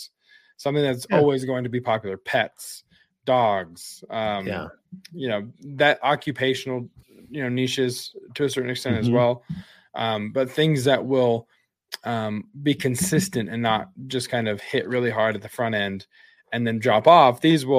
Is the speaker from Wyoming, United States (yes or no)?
yes; Wyoming, United States; So like the most intense place, one of the most intense places to view it was my hometown in Wyoming.